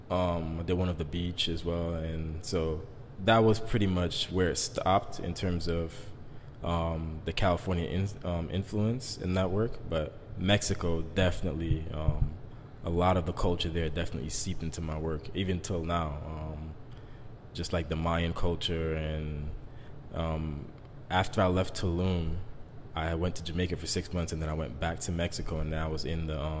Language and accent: English; Brazil; Yeah, I'm from Brazil.